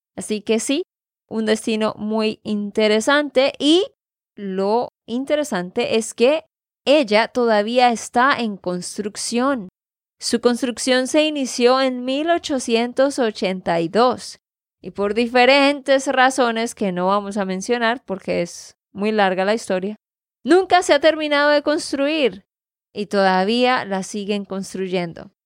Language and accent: Spanish; Santander, Colombia; de Santander, Colombia